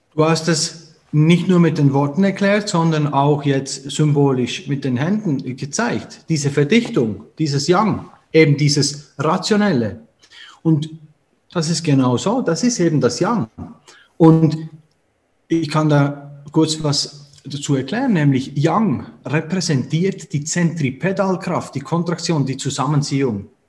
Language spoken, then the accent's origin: German; Switzerland; Und da sind wir damit aufgewachsen und in der Schweiz